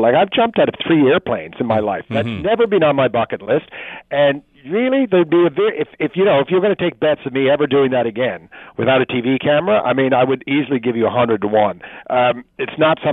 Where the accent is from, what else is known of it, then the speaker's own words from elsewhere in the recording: Newfoundland and Labrador, Canada; growing up in Newfoundland